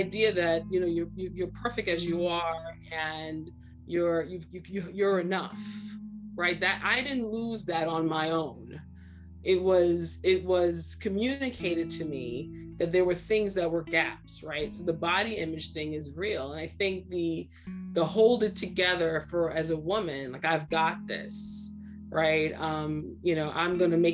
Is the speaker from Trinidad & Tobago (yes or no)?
yes; Trinidad & Tobago; also born or lived in Brooklyn, New York, United States; now in United States; I was born in Brooklyn and raised in Trinidad